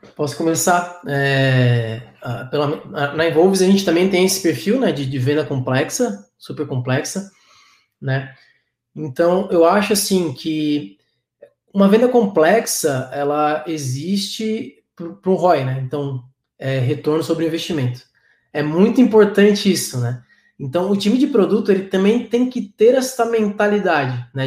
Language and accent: Portuguese; Florianópolis, Santa Catarina, Brazil; eu sou manezinho, né? Então, é, tam, sou, da, sou da terra aqui de Floripa